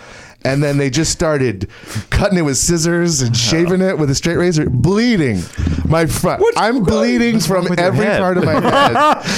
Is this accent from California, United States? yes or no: no; Midlothian, Virginia, United States; moved away; I grew up in Virginia, Richmond, Virginia, outside. Mm-hmm. Midlothian, Virginia, south side.